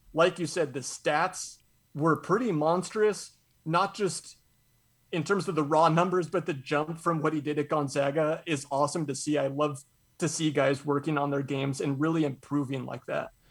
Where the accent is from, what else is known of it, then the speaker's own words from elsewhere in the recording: Spokane, Washington, United States; I'm from Spokane